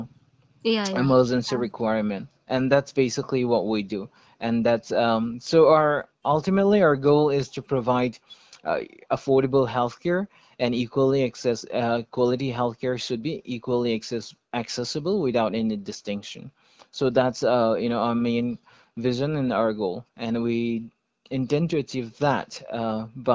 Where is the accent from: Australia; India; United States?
India; Manipur; I am from Manipur. We are based in Manipur, Churachandpur.